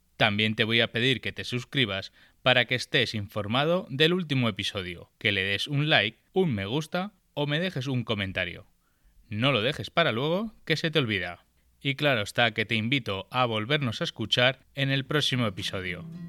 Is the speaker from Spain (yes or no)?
yes; Barcelona, Catalonia, Spain; yo soy de, Barcelona, estoy en Barcelona